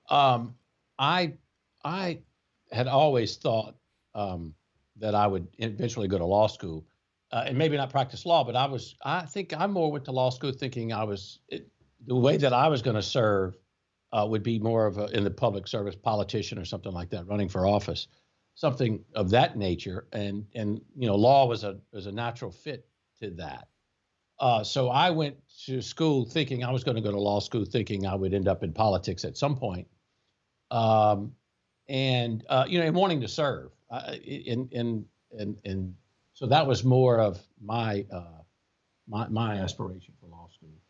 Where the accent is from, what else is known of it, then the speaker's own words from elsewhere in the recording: Baker, Louisiana, United States; moved away as an adult; also born or lived in Baton Rouge, Louisiana / Shreveport, Louisiana / New Orleans, Louisiana; now in Lafayette, United States; I was born on the, in Baton Rouge, uh, and grew up in a small town just north of Baton Rouge called Baker